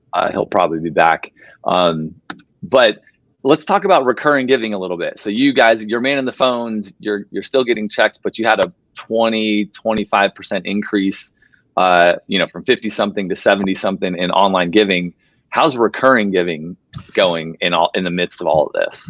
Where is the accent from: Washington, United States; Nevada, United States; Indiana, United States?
Nevada, United States; Las Vegas; moved away; I'm from Las Vegas originally